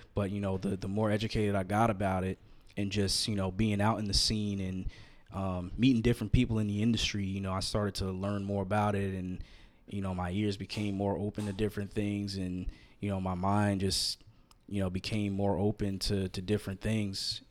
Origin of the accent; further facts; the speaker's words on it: outside of New York, United States; moved away; I grew up outside of New York, about 20 minutes away